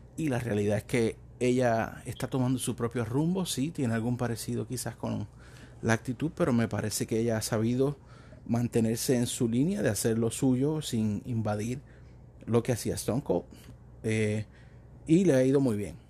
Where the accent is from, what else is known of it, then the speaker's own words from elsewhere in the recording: Puerto Rico; me crecí viendo la lucha libre en Puerto Rico, soy de Puerto Rico